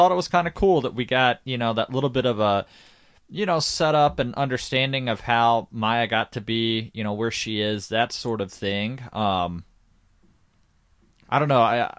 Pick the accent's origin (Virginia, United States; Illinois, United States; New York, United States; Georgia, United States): Georgia, United States; I mean, shit, you know, I grew up in Georgia.